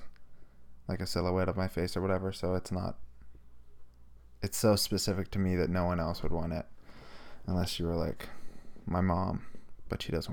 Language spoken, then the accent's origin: English; Pittsburgh, Pennsylvania, United States; we're from Pittsburgh